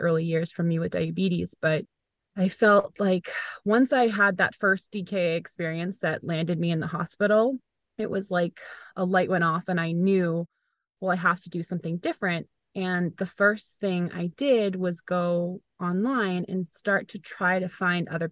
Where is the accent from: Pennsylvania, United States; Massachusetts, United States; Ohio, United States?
Massachusetts, United States; Weymouth; I was here in my hometown of Weymouth, where I still live.